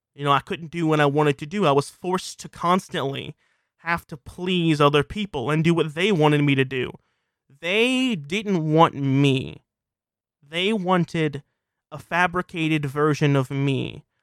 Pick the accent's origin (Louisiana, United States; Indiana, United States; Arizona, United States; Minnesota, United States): Louisiana, United States; South; I'm from South Louisiana